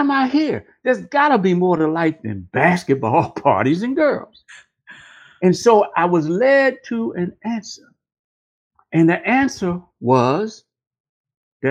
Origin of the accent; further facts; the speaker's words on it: Washington, District of Columbia, United States; I was born in Washington, D.C., nation's capital